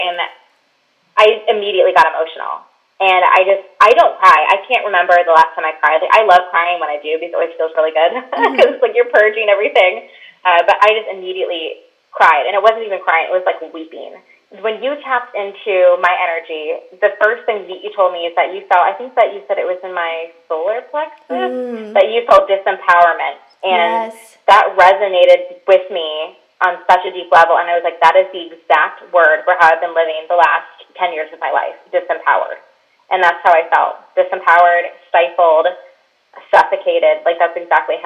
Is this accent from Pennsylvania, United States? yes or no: no; Michigan, United States; now in Orlando, United States; I live in Orlando, Florida now, but I grew up in Michigan, right on the lake